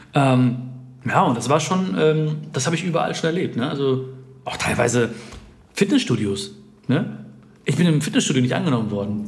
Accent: India; Ich habe damals gesagt, ja, Indien. Ich bin dunkler, weil da, wo ich herkomme, da scheint mehr die Sonne

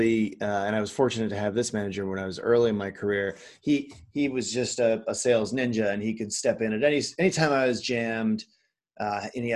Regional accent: Midwest, United States; moved away; I'm from the Midwest originally

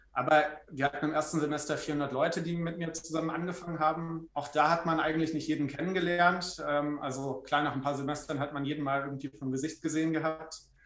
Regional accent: Trier, Rhineland-Palatinate, Germany; moved away as an adult; also born or lived in Freiburg; ich komme aus Trier gebürtig, habe dann natürlich mein Abi dort gemacht

